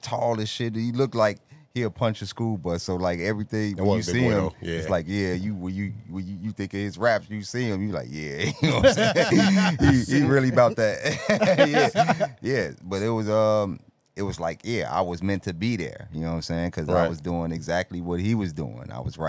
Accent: Chicago, Illinois, United States; born or raised there

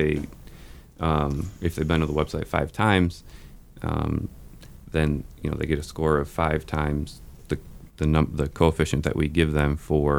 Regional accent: St. Louis, Missouri, United States; now in Kansas City, United States; St. Louis.

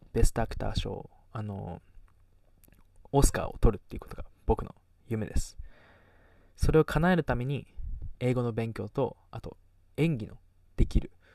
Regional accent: Kagoshima, Japan; accent: Kagoshima dialect; also born or lived in Las Vegas, United States / Canada; 小中高鹿児島で育ってきて

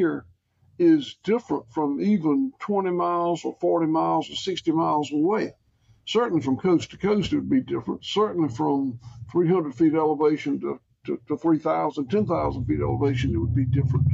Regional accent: Bluffton, Georgia, United States; I was born in 1954 in Bluffton, Georgia, population 102 or something at that time

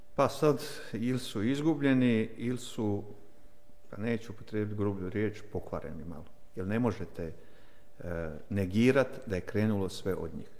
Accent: Vukovar, Vukovar-Syrmia County, Croatia; Ja sam odrastao u Vukovaru, kažem do svoje, do rata, do, do 22 godine sam imao, kad je rat krenuo

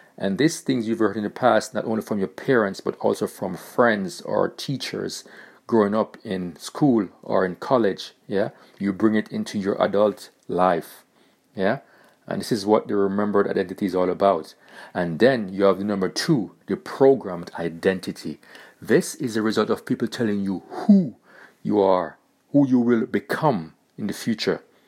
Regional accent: Jamaica; now in Germany; I was born in Jamaica, and I'm currently living in Germany.

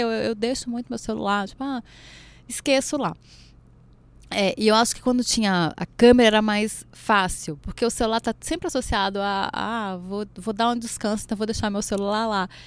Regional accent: Goiás, Brazil; ali é minha terra.

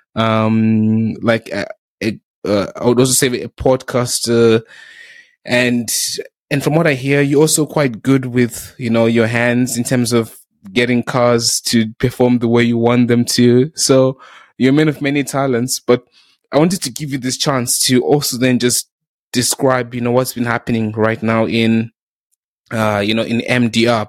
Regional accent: South Africa; also born or lived in Zimbabwe; now in United Kingdom; I started going to school in South Africa.

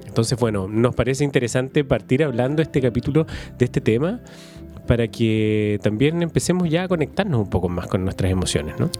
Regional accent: Valdivia, Los Ríos, Chile; also born or lived in Santiago; yo me crié aquí en Valdivia y mi familia es de acá y yo soy de acá.

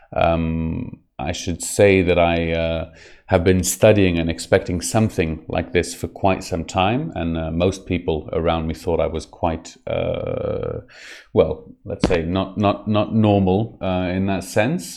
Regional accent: Israel; I was brought up on the Second World War and specifically the uh, Holocaust uh, tales from a very young age. It's something that's very, very, very present in the uh, Israeli society

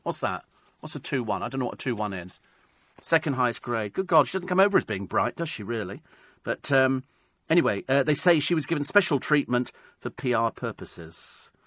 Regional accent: London, United Kingdom

